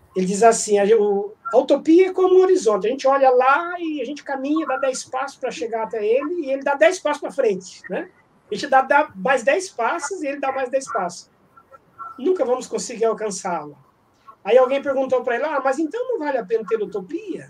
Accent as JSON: {"language": "Portuguese", "country": "Brazil", "said": "sou brasileiro"}